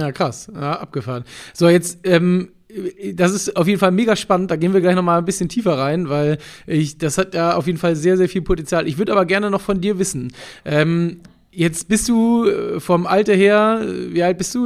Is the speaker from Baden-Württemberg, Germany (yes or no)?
no; Hamburg, Germany; Hamburg, meiner Heimatstadt